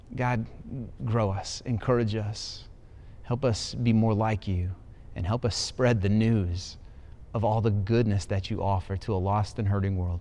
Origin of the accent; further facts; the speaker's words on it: Ohio, United States; moved away; I'm an Ohio boy. I was born in Ohio, lived so many years in Ohio